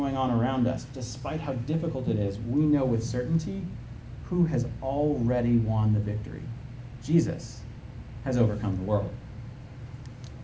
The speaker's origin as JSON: {"language": "English", "country": "United States", "said": "as an American citizen"}